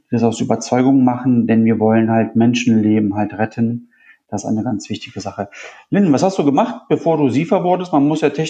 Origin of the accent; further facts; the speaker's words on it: Italy; Du, du weißt ja, wie ich aussehe. Ich bin aus Italien. Ich bin jetzt auch nicht der, auch nicht der, der blasseste, aber auch nicht so dunkel wie